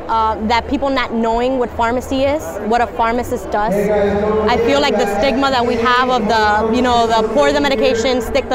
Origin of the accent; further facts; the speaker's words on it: Miami, Florida, United States; I'm originally from Miami, so I wanted to stay in the area.